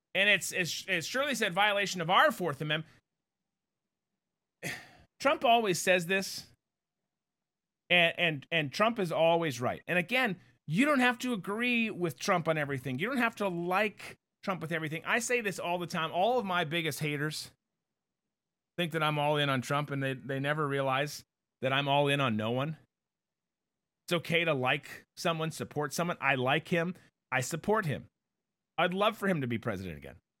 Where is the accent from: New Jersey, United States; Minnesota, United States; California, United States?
Minnesota, United States; growing up in Minnesota